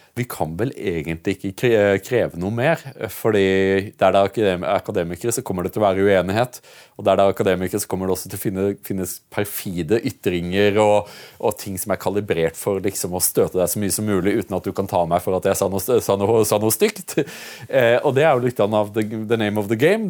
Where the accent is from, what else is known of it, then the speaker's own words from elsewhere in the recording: Norway; vi er nordmenn